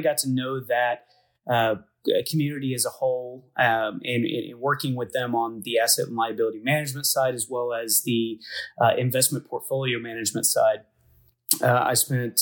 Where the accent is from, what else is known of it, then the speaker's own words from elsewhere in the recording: Dallas, Texas, United States; moved away as an adult; also born or lived in Oklahoma City, Oklahoma; now in Oklahoma, United States; I grew up in the Dallas, Texas area, moved out here for college